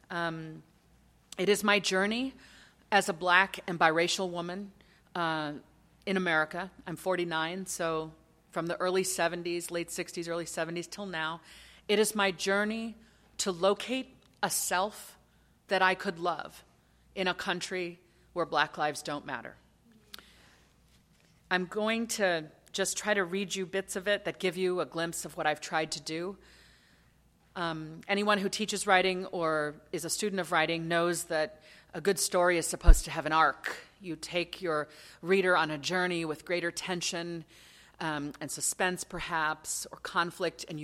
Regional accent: Lagos, Nigeria; born there; They married in Accra, Ghana in 1966. I was born to them in Lagos, Nigeria in 1967.

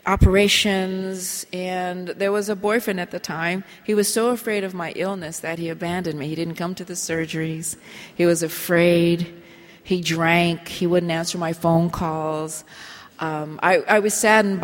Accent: Colorado, United States; Colorado. And I drive a tractor, and I go hunting and fishing

